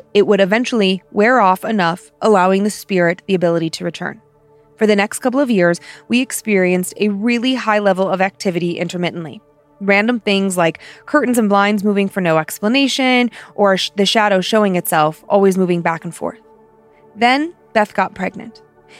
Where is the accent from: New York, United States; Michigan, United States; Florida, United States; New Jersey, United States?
New York, United States; New York City; I grew up in Queens, New York, in a two-family home that my grams owned.